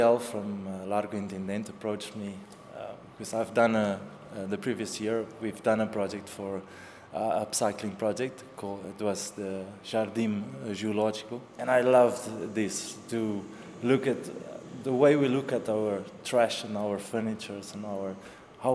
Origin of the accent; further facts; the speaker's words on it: Namibia; moved away as an adult; also born or lived in South Africa; now in Lisbon, Portugal; I'm born in Namibia, from Namibia. I have dual citizenship. I'm also from South Africa. I moved here 3 years ago